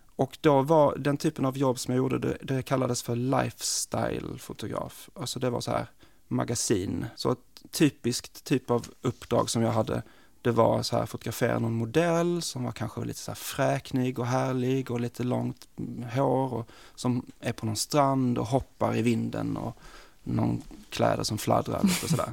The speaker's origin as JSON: {"language": "Swedish", "town": "Malmö", "region": "Skåne", "country": "Sweden", "also_born_or_lived": "New York / Stockholm", "moved": "as an adult", "said": "jag är, kommer från Malmö"}